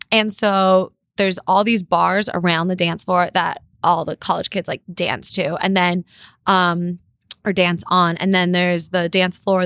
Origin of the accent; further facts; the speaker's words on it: Los Angeles, California, United States; also born or lived in North Carolina; grew up in L